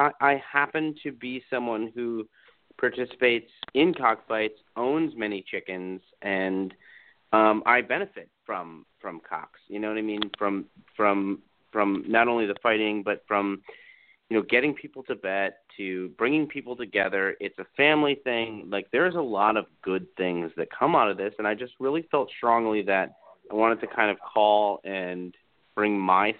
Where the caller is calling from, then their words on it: Florida, United States; I'm calling from Florida.